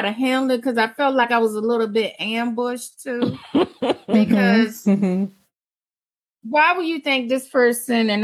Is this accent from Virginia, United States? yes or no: yes; Emporia, Virginia, United States; I'm from Emporia, Virginia